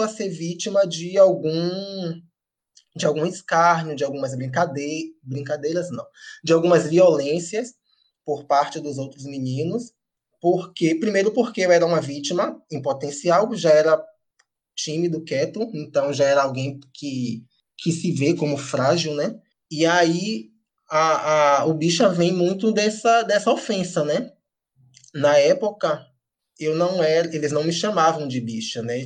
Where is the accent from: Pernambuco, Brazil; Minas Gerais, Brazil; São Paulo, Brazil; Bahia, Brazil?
Bahia, Brazil; Amélia Rodrigues; moved away as an adult; now in Salvador, Brazil; o fato de eu ser de Amélia Rodrigues, ter morado lá até meus 20 anos